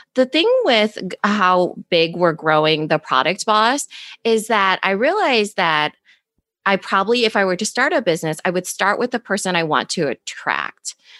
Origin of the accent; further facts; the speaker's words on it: Iowa, United States; accent: valley girl; I'm from Iowa